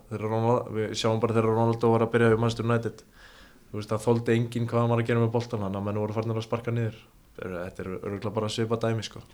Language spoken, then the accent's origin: Icelandic; Ólafsvík, Western Region, Iceland; ég er frá Ólasík